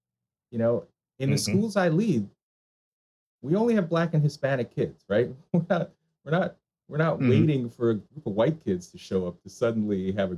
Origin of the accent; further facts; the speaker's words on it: Jamaica; now in United States; so I am a Jamaican immigrant, right? So my parents came to the United States in the mid to late 1960s